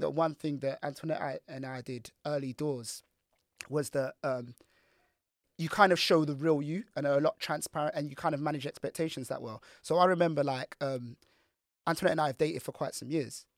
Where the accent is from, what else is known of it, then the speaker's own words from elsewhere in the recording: Nigeria; as a Nigerian man